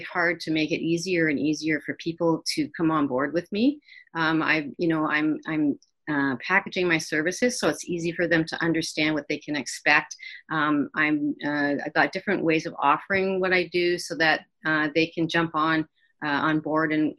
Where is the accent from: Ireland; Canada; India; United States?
Canada; Kitchener, Ontario; also born or lived in Waterloo; I was born and raised in Kitchener, Waterloo